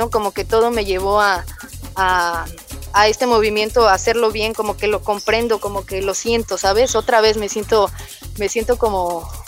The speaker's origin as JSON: {"language": "Spanish", "town": "Coacalco", "region": "State of Mexico", "country": "Mexico", "tie": "born or raised there", "also_born_or_lived": "Lindavista", "said": "Bueno, de Coacalco, Estado de México."}